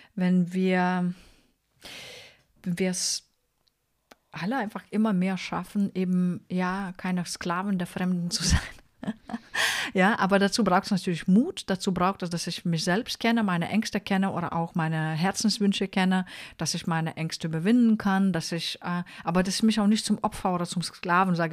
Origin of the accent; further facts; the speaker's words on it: Lithuania; moved away; also born or lived in Mannheim; ich bin ja eine Litauerin